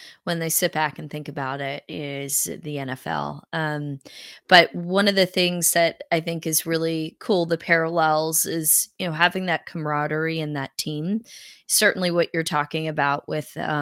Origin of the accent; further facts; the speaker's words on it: United States; also born or lived in New England; we moved to the Carolinas as a kid